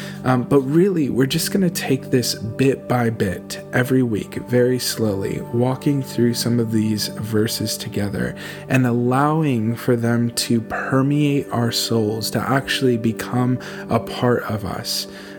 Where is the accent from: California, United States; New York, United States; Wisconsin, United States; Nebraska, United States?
California, United States; moved away as an adult; now in Portsmouth, United Kingdom; I'm from California, born and raised. My wife Laura and I moved here in November with our 6 children